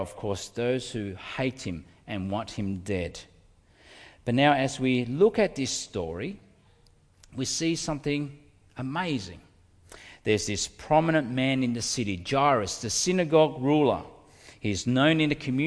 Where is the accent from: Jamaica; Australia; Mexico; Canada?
Australia; Melbourne, Victoria; also born or lived in Indonesia / Altona North; I grew up in North Melbourne in the Commission Flats. That's where we lived for many years before we moved to Altona North